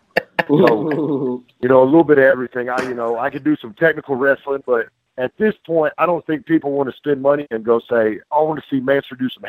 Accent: Tennessee, United States; I'm from Tennessee

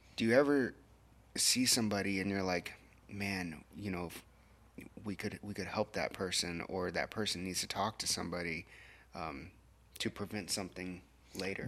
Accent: Corpus Christi, Texas, United States; now in Kerrville, United States; I wasn't born here. I was born in Corpus and then, you know, we found our way over here.

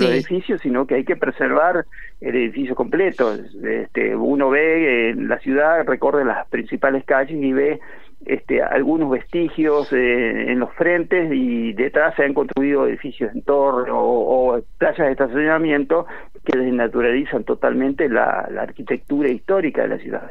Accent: the Uruguay River coast of Entre Ríos, Argentina; now in Paraná, Argentina; no soy de Paraná, soy de la costa del Uruguay. yo soy este, trasplantado acá

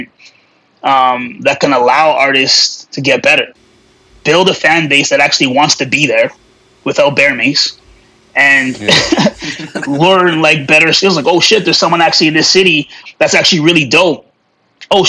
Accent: Alberta, Canada; also born or lived in Calgary; I'm from a small town in Alberta

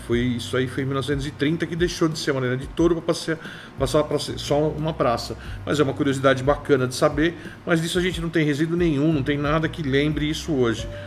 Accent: São Paulo, Brazil; que fizeram parte da minha infância, cresci com isso, e lembrar da sopa de cebola que tinha no Ceasa, dos lanches de pernil do Estadão, do Toninho do Churro na Moca

